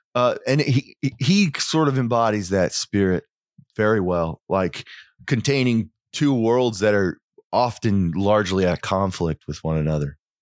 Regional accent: Oklahoma, United States; also born or lived in Europe; I grew up in Oklahoma. I, li- I live there now, but I've lived in Europe

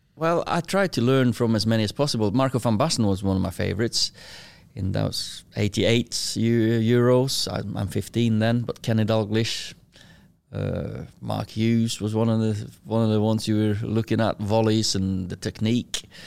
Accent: Kristiansund, Møre og Romsdal, Norway; moved away as an adult; now in Manchester, United Kingdom; I was born in Christensen, little, uh, fishing village or a city, town, whatever you wanna call it, uh, twenty-five thousand. I lived in, um, house with, uh, me, with my sister, four years younger than me, mum and dad

